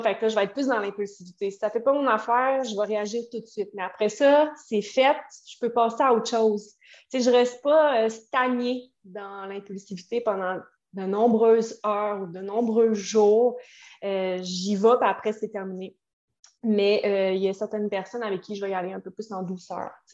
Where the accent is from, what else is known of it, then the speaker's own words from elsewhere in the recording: Quebec City, Quebec, Canada; moi, je viens de Québec